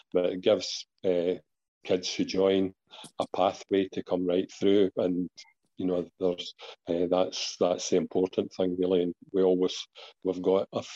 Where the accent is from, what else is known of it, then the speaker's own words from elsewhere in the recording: Kilmarnock, Scotland, United Kingdom; I came from Kilmarnock.